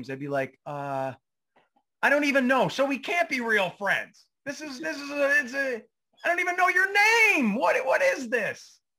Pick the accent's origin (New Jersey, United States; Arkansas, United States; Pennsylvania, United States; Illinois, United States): New Jersey, United States; moved away; also born or lived in Maine; no, I'm from, I'm, I'm from Jersey.